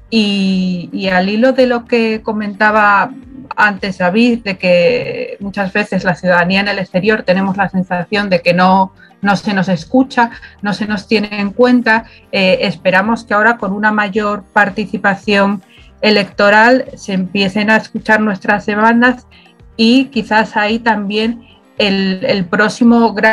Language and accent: Spanish; Spain; Y en otros países el poder ejercer un derecho que, tenemos como españoles era literalmente imposible